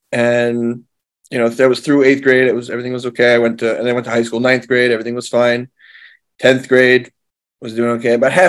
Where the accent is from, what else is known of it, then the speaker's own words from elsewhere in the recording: Monsey, New York, United States; I was born in the original part of Muncie, where my father grew up and where his mother grew up as well. So my family's been in Muncie for, at this point, over 100 years.